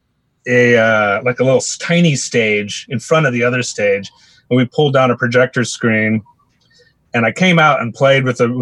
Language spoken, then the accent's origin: English; the Northwest, Pacific Northwest, United States; moved away as an adult; now in Seattle, United States; I'm from the Northwest, so I'm just sort of returning home